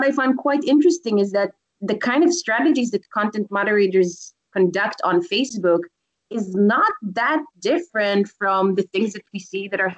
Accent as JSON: {"language": "English", "country": "Israel", "said": "I come from Israel"}